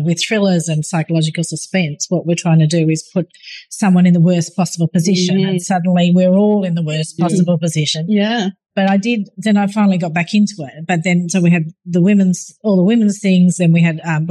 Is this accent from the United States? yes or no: no; Bathurst, New South Wales, Australia; I grew up in Bathurst in a country town